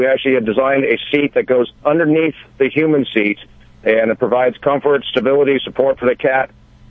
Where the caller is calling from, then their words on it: Costa Mesa, California, United States; Costa Mesa, California.